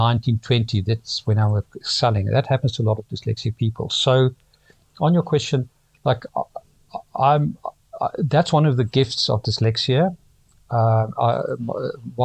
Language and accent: English; Pretoria, Gauteng, South Africa; moved away as an adult; now in London, United Kingdom; I grew up in Pretoria, South Africa